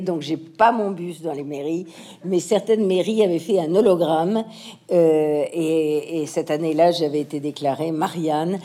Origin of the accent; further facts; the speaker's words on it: France; also born or lived in United States; toutes mes racines sont françaises, mon éducation euh, euh, mais mon amour de la littérature, euh, mes, mes connaissances, mais voilà, toute ma vie s'est passée ici en France